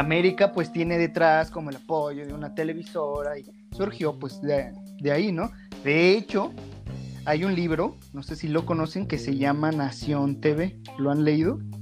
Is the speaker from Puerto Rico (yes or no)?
no; Mexico; ya que somos mexicanos